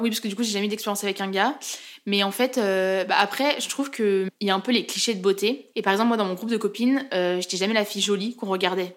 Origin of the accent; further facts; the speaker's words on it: Chamonix, Auvergne-Rhône-Alpes, France; moved away as an adult; now in Lyon, France; je viens de Chamonix, donc euh, dans les Alpes, où il y a le Mont Blanc